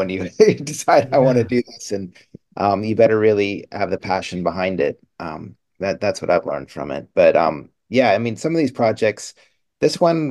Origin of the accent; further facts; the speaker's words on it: Boston, Massachusetts, United States; I grew up in Boston